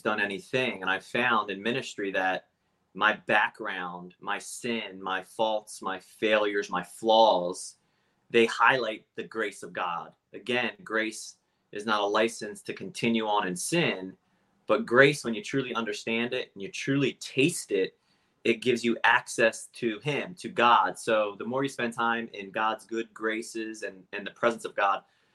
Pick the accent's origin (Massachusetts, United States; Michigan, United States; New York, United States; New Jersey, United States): New Jersey, United States; Cape May Court House; also born or lived in Philadelphia; I grew up in South Jersey, Cape May Courthouse specifically. That is the southern tip of New Jersey. Born and raised down there